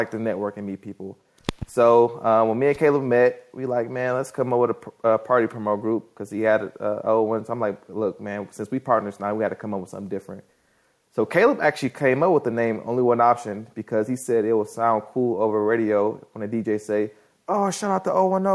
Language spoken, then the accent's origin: English; Detroit, Michigan, United States; moved away as an adult; also born or lived in Tallahassee, Florida; I'm originally from Detroit, Michigan.